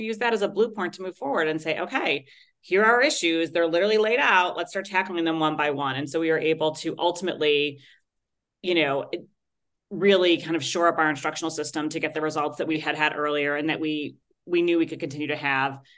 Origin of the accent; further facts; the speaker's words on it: Chicago, Illinois, United States; my hometown of chicago